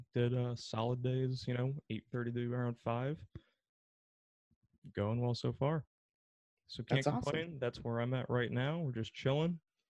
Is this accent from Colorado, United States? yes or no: no; Newtown, Connecticut, United States; now in Boston, United States; I go into my hometown bagel shop.